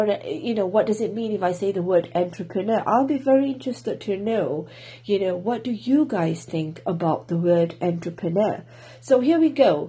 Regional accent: Singapore; now in Wales, United Kingdom; I'm from Singapore, currently living in Wales, UK

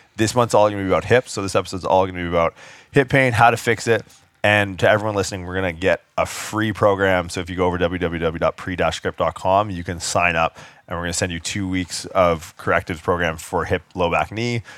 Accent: Canada; I get stereotyped a lot for being Canadian

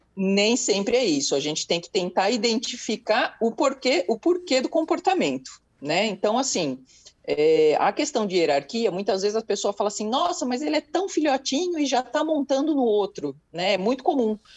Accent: São Paulo, Brazil; Eu sou de São Paulo

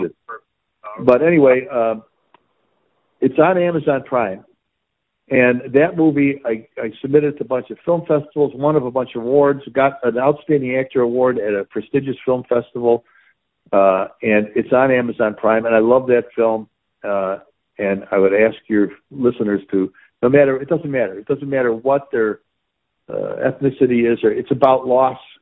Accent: Chicago, Illinois, United States; I grew up again in the Coldwater Flat near the stockyards here

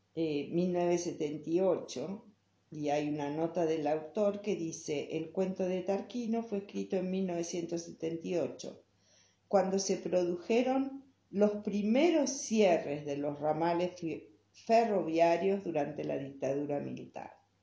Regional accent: Buenos Aires, Argentina; now in Salta, Argentina; Cuando era chica y vivía en Buenos Aires

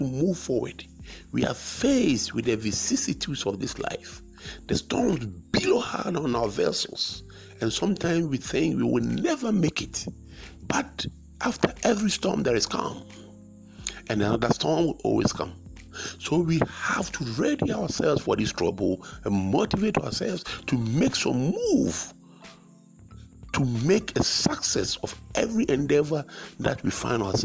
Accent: Ghana; I come from Ghana in West Africa

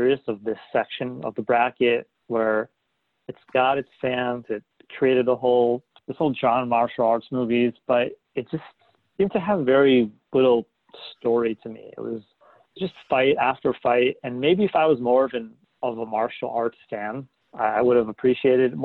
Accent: New England, United States; growing up in New England

